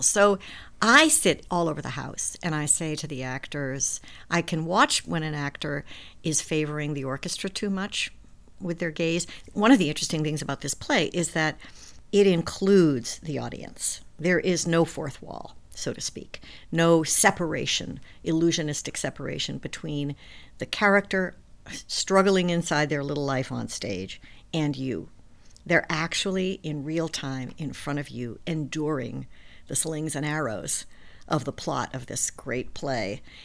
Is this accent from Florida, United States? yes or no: no; New York, United States; I'm a New Yorker